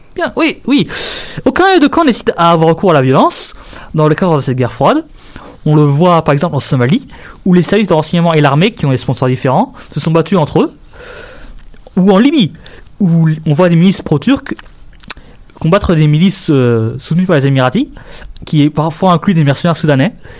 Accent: Canada; en tant que Canadien

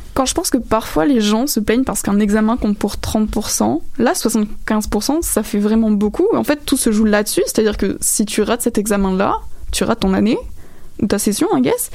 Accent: France; now in Quebec, Canada; je viens de France

